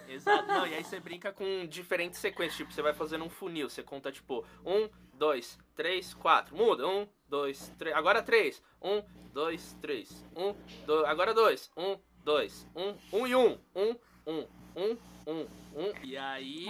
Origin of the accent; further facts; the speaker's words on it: São Paulo, Brazil; queria ser de Salvador, mas não sou. Nasci aqui em São Paulo